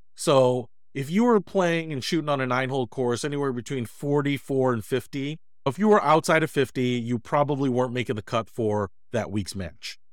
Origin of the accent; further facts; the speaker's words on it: Detroit, Michigan, United States; I grew up in Detroit